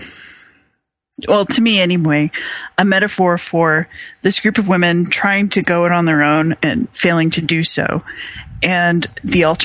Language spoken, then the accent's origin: English; South Dakota, United States; my home state, which is South Dakota